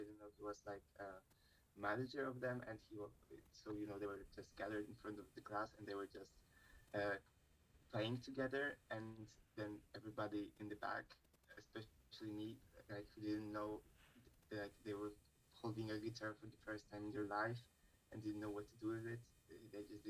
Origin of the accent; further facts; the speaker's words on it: Poland; first language Polish; English is a second language; Like, I know English and I know Polish because it's my mother language.